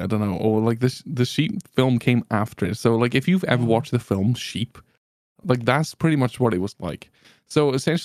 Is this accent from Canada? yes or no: no; Welsh, Wales, United Kingdom; as a Welshman